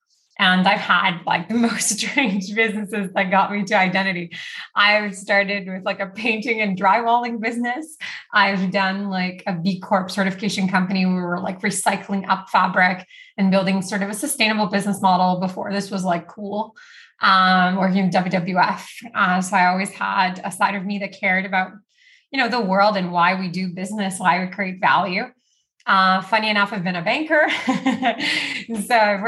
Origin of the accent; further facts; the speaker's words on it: Rio de Janeiro, Brazil; moved away; also born or lived in Canada; I grew up actually in Brazil, in Rio.